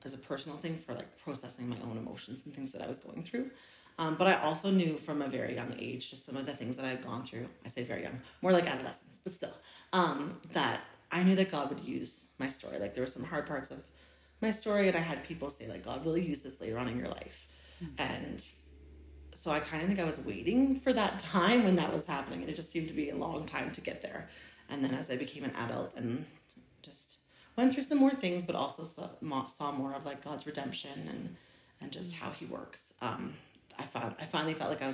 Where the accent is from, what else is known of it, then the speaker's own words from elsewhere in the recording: Nova Scotia, Canada; moved away as an adult; now in Grande Prairie, Canada; I'm from Nova Scotia, and I lived there until I was about 22 years old